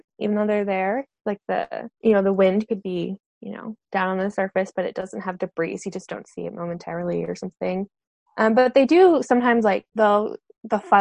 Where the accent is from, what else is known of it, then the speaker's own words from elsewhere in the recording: New England, United States; also born or lived in Vermont; I grew up in New England and I went to school in Vermont.